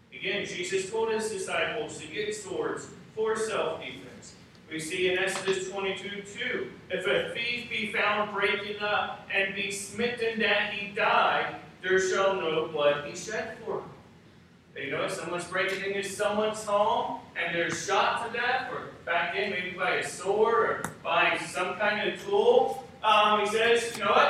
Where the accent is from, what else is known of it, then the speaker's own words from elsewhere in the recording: United States; As an American